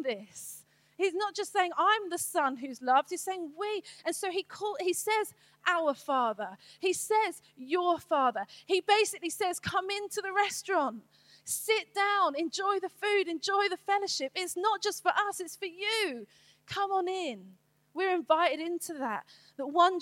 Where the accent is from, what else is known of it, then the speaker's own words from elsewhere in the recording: United Kingdom; I'm British